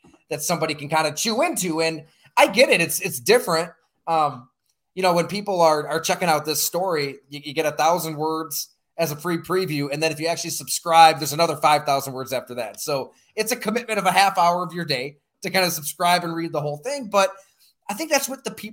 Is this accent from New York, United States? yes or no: yes; Olean, New York, United States; growing up in Western New York, about an hour south of Buffalo, still live in the area now.